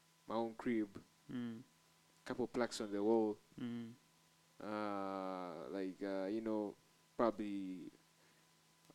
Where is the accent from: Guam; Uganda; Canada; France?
Uganda; Kampala, Central Region; I'm from Kampala, yeah, lovely city, straight up in East Africa, Uganda